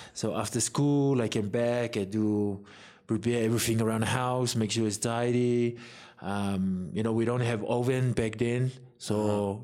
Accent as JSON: {"language": "English", "country": "Samoa", "tie": "born or raised there", "said": "growing up in Samoa"}